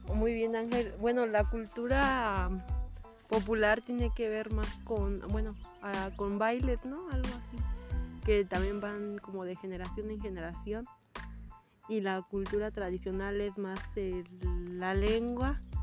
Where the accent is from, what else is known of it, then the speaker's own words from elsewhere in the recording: Mexico; el himno que nos define a nosotros como mexicanos